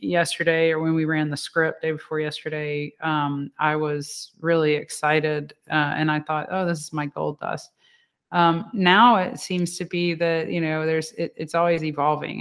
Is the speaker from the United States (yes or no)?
yes; Louisiana, United States; I'm from Louisiana